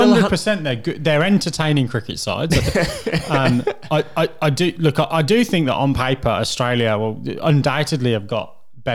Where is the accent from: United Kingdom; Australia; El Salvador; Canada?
United Kingdom; England; as an Englishman